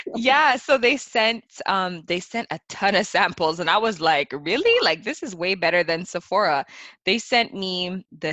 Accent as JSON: {"language": "English", "country": "Canada", "tie": "born or raised there", "said": "growing up in Canada"}